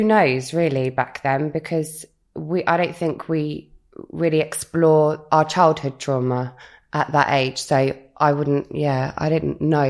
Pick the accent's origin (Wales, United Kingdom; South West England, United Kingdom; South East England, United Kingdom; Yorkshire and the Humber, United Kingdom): South West England, United Kingdom; Bournemouth; I'm from Bournemouth originally, yeah, South Coast